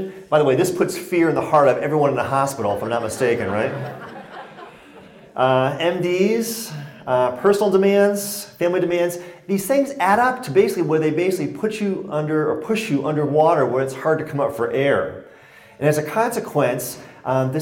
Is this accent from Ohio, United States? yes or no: no; Connecticut, United States; now in Colorado, United States; I was born and raised in Connecticut, so it's great to be back in New England, but I now live in Colorado